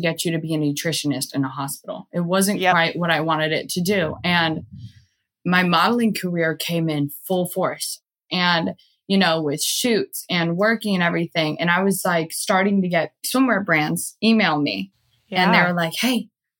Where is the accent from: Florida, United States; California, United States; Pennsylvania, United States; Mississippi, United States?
Florida, United States; Jacksonville; moved away as an adult; also born or lived in Miami, Florida / Hawaii; I'm in Jacksonville right now too. And I wasn't planning to stay in my hometown